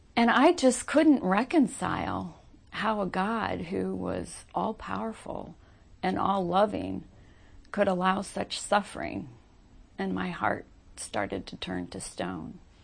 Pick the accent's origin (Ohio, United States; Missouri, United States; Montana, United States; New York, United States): Missouri, United States; Kirkwood; moved away as an adult; also born or lived in Nashville / Lexington / Ladue; I was raised right here in Kirkwood in a Christian home